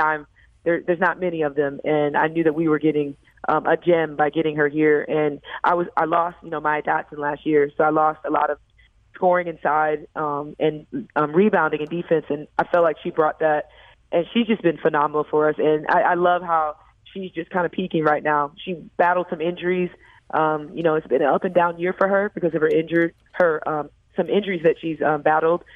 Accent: St. Louis, Missouri, United States; moved away; bring my team to my hometown and bring them to kind of, for them to see where I'm from and my roots

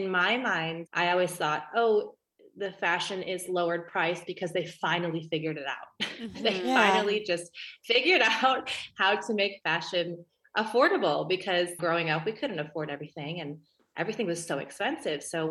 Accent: Chicago, Illinois, United States; moved away as an adult; I come from Chicago, Illinois, and I was raised on McDonald's and Happy Meals and all that good stuff from when we were kids.

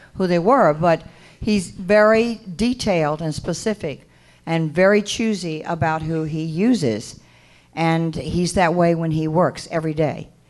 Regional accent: Mississippi, United States; I said, Mississippi

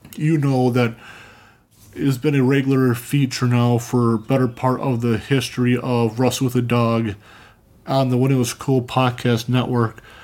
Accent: Cambridge, Minnesota, United States; now in St. Cloud, United States; I grew up in you know either in Cambridge, Minnesota

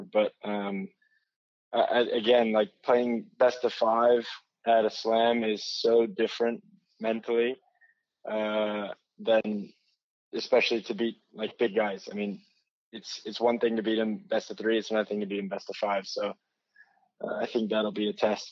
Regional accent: United States; as an American

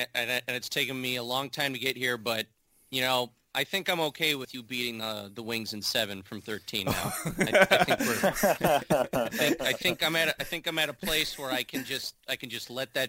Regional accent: Chicago, Illinois, United States; born there; moved away; also born or lived in Detroit; I was born in Chicago. I moved to Detroit in 97, so I was through the Chelios and Roenick years and stuff.

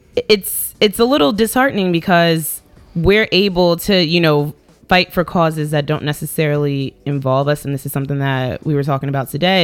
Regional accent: Virginia, United States; now in New York, United States; I grew up in Virginia

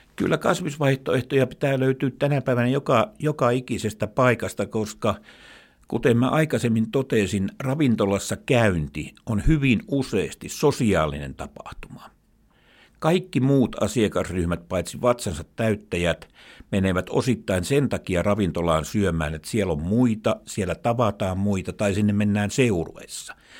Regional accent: Imatra, South Karelia, Finland; moved away as an adult; Mä olen eteläkarjalainen, asunut Imatralla lapsuuteni ja niin kuin nytkin, eli paluumuuttaja.

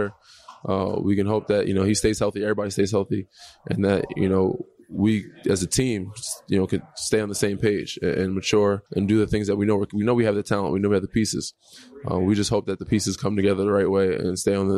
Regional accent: New York, United States; now in Toronto, Canada; I'm from New York. I'm on the East Coast, so Northeast.

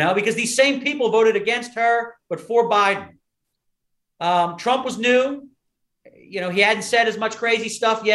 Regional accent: Philadelphia, Pennsylvania, United States; I'm from Philadelphia

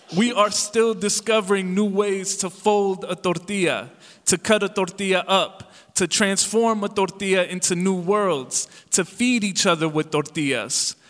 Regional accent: Calumet City, Illinois, United States; English is a second language; I grew up in Calumet City, Illinois, in the south suburbs of Chicago

